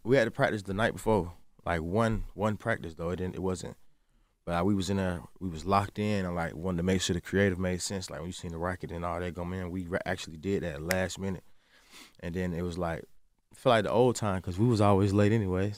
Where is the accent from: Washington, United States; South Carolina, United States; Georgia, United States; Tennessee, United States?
Georgia, United States; Atlanta; I'm from the South